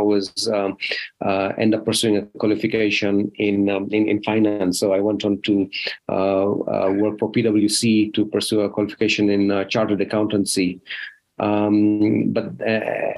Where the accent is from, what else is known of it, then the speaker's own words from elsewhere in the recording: Rift Valley, Kenya; moved away; also born or lived in United Kingdom; I was born in Kenya in the Rift Valley. That's why I had my early childhood, and I've spent half my life outside Africa, in the UK